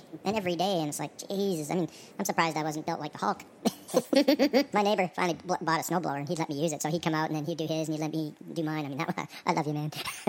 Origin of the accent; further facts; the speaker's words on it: Canada; now in Texas, United States; I'm originally from Canada, and that shit bothers me. That's why I'm in Texas, trying to get to Ecuador.